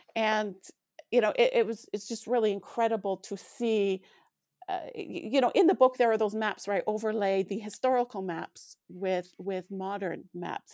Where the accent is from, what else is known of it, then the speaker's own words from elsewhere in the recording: Alberta, Canada; now in Manitoba, Canada; I grew up in Alberta, and I grew up playing and even running out in minus thirty degree weather